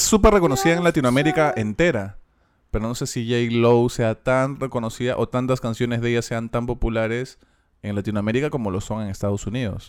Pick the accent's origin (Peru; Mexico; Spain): Peru; nosotros siendo extranjeros, siendo peruanos